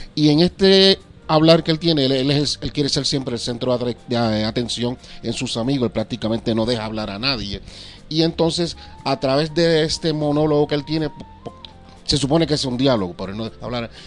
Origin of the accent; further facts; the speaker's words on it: Puerto Rico; de Puerto Rico